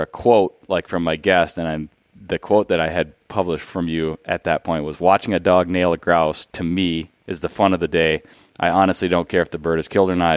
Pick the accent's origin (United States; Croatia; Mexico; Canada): United States; Minnesota; I'm just a Minnesotan